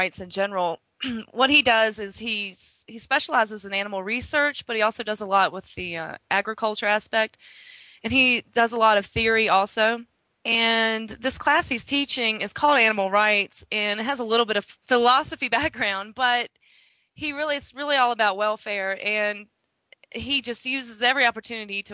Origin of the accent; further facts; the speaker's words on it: Appalachia, United States; moved away as an adult; also born or lived in Virginia; now in Colorado, United States; I'm from Appalachia, a very small town in the south